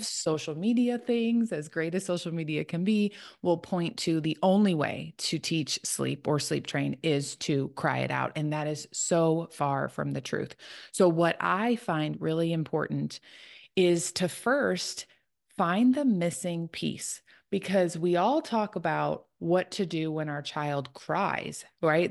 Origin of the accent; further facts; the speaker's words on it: Chicago, Illinois, United States; now in Tennessee, United States; I live in Tennessee. I'm originally from Chicago, so living kind of outside of where I grew up